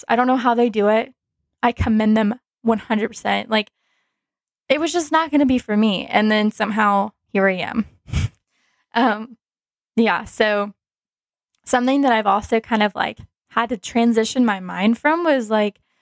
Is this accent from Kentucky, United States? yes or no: no; Dallas, Texas, United States; I'm from Dallas